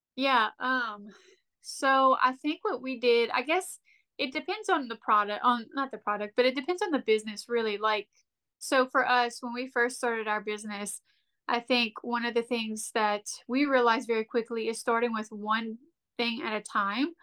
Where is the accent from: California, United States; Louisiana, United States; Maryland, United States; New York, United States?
Louisiana, United States; Lafayette, South; we're from Lafayette